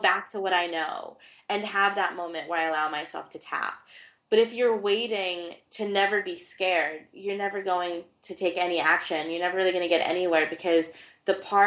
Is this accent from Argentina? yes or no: yes; Argentina; I was born in Argentina